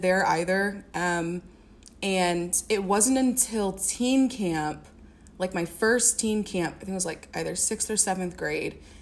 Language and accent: English; Springfield, Illinois, United States; also born or lived in Champaign-Urbana, Illinois; I grew up um, in Springfield, Illinois